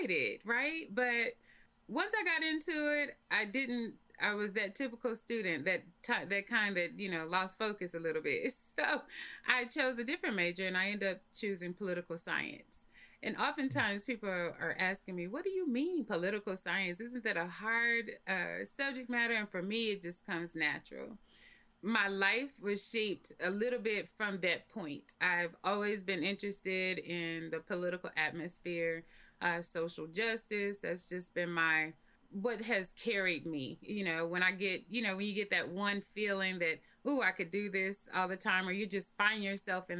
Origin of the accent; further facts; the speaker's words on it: Oklahoma, United States; moved away as an adult; also born or lived in Atlanta; I am born and raised in Oklahoma.